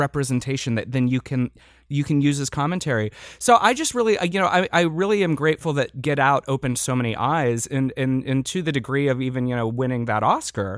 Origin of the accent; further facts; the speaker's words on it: Midwest, United States; now in Los Angeles, United States; growing up in the Midwest